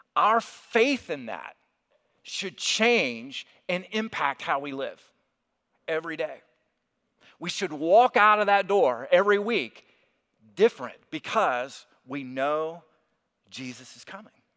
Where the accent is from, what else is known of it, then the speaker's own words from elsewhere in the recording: South Alabama, United States; moved away as an adult; also born or lived in Kentucky; I'm originally from South Alabama